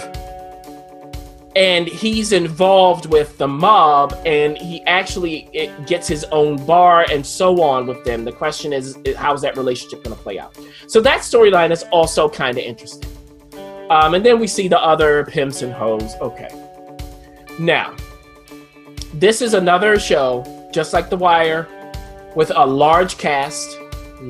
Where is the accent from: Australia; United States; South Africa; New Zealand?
United States; Baltimore, Maryland; I'm from Baltimore